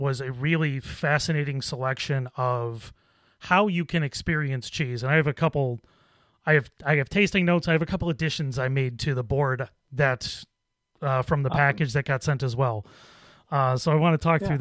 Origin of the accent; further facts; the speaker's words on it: Buffalo, New York, United States; now in Rochester, United States; Buffalo, my hometown